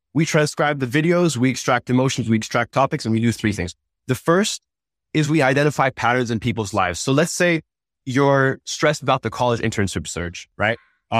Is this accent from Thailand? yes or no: yes; Thailand; English is a second language; also born or lived in Uzbekistan; I grew up in Thailand and Uzbekistan and didn't have access to traditional therapy and traditional resources.